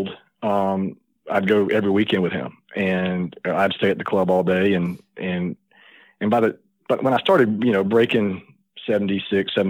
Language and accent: English; Gadsden, Alabama, United States; I grew up in Gadsden, Alabama